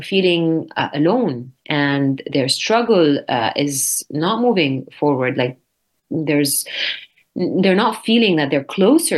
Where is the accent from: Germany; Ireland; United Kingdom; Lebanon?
Lebanon; North Lebanon; my hometown in the north of Lebanon